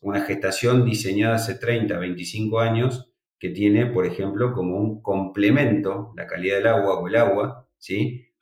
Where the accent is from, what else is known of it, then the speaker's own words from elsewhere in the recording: Argentina; en Argentina no somos, somos negativos a PIRS, somos libres de PIRS